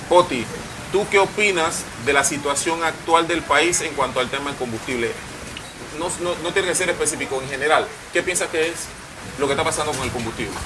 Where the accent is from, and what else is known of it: Panama